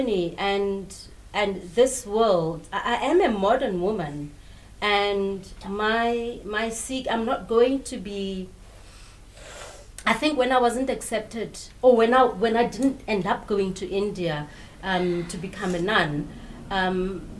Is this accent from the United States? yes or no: no; South Africa; I'm from South Africa